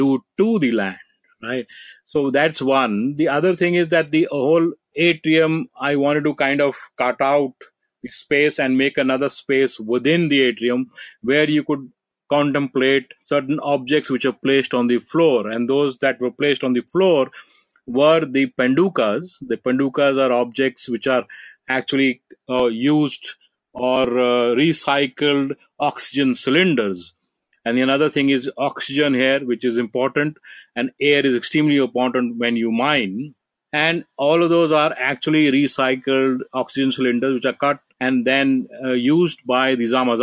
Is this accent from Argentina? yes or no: no; India; I come from India